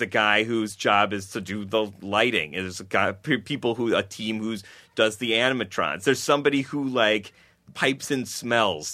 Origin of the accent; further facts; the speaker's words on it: Buffalo, New York, United States; I grew up in Buffalo, New York